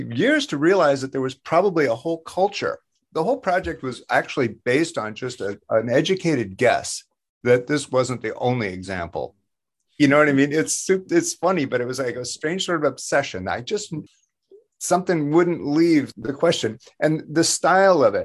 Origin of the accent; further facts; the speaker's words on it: Iowa, United States; I'm from Iowa, you know, farm country